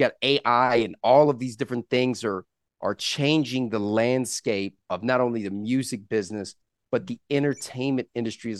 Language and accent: English; Southeast, United States; growing up in the Southeast